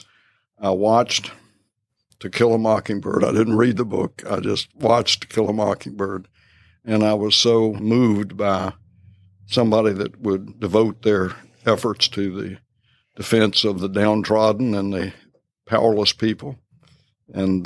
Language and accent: English; Harrisonburg, Virginia, United States; also born or lived in Cape Charles, Virginia; I grew up in Harrisonburg